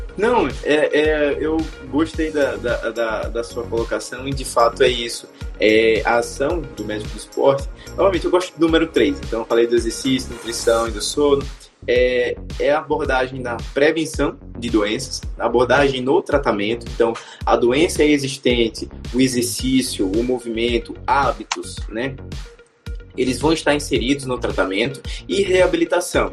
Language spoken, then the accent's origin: Portuguese; Aracaju, Sergipe, Brazil; eu sou de Aracaju, sou de Sergipe